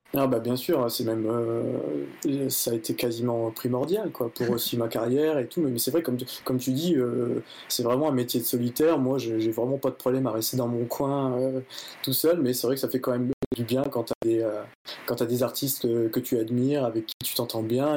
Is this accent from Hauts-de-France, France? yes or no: yes; Nord-Pas-de-Calais, Hauts-de-France, France; je suis originaire du Nord-Pas-de-Calais